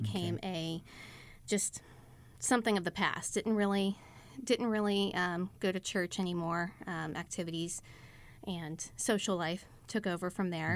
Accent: Texas, United States; also born or lived in Pittsburgh, Pennsylvania (family origin); We're from the Pittsburgh area, but moved to Texas after they got married

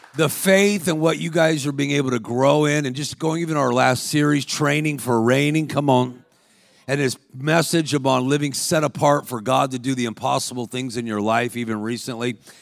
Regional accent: Los Angeles, California, United States; I was a professional athlete growing up in Los Angeles.

